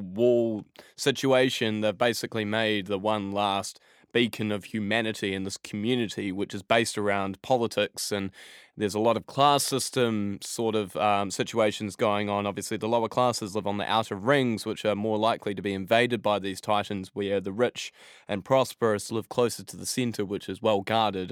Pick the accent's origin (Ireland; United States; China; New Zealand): New Zealand; Christchurch, Canterbury; now in England; my hometown of, uh, Christchurch in New Zealand